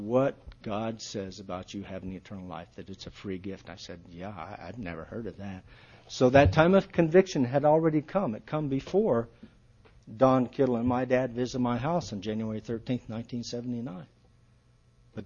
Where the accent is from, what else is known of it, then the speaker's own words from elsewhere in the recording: Akron, Ohio, United States; growing up in Akron, I was a knothead